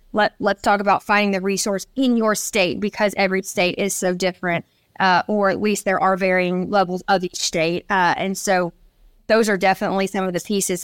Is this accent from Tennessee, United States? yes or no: yes; Nashville, Tennessee, United States; we grew up and born and raised in Nashville, Tennessee